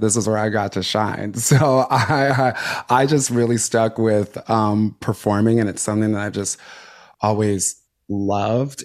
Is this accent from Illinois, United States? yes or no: yes; Chicago, Illinois, United States; connects me to my roots, not only as, like, a queer person, but also as, like, a Black person, uh, as a Chicagoan